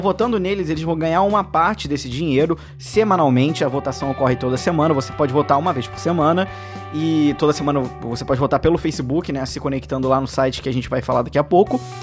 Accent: Brazil; como brasileiro

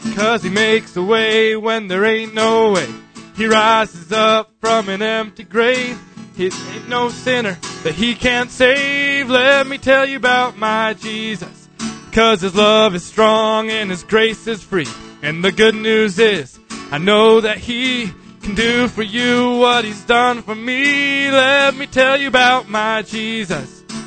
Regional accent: Beulah, North Dakota, United States; I came to visit Grandpa. I'm from Beulah, North Dakota

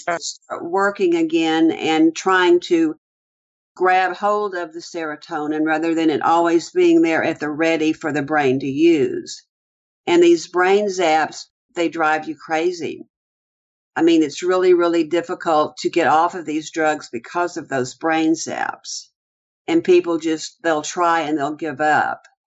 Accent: Houston, Texas, United States; I grew up in the Houston area on the east side of Houston, close to the Houston Ship Channel.

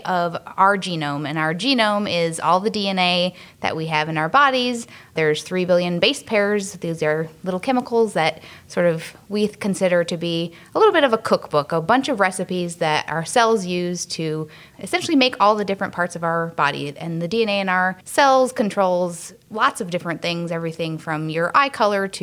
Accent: Wisconsin, United States; I grew up in Wisconsin

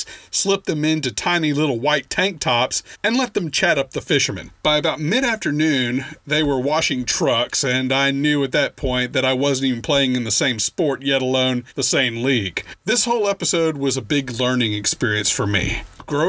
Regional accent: North Louisiana, United States; moved away; also born or lived in Austin; This is my hometown.

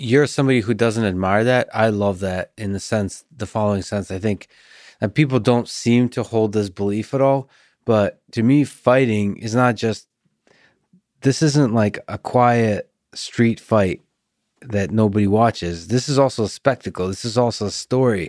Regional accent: Russia; I'm also Russian.

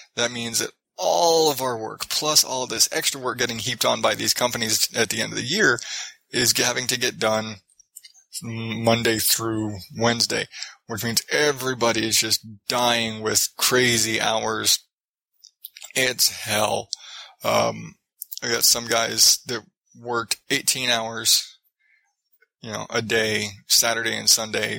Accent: Phoenix, Arizona, United States; I'm from Phoenix

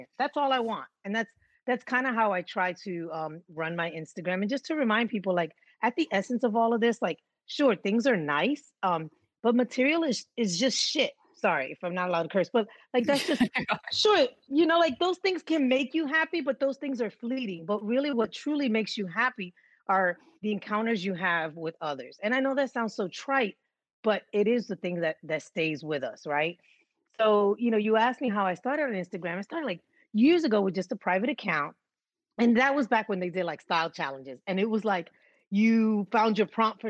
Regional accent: New York City, New York, United States; growing up in New York, and so I grew up in the Bronx

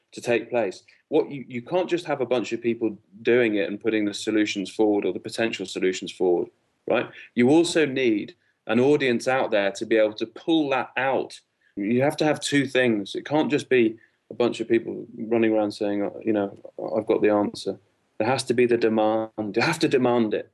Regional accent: Liverpool, North West England, United Kingdom; moved away; I'm from Liverpool originally

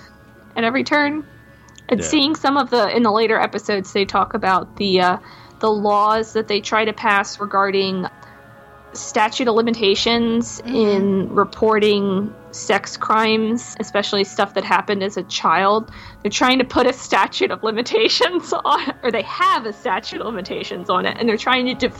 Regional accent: outside of Baltimore, Maryland, United States; growing up outside of Baltimore

